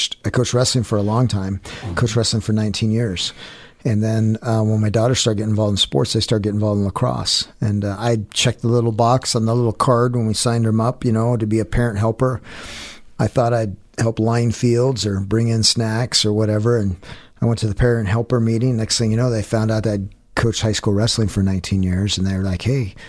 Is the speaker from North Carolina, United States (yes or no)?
no; Star, Idaho, United States; also born or lived in California / Boise; I grew up on a farm there in Star, Idaho, and went to Lowell Scott Junior High there on off of Eagle Road and McMillan, and then I went to Meridian High